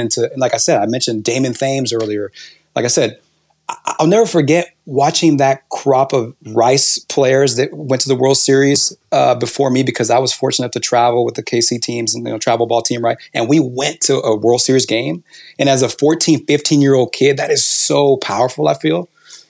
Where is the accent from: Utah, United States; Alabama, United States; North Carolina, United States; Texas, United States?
Texas, United States; Houston; we're local kids from Houston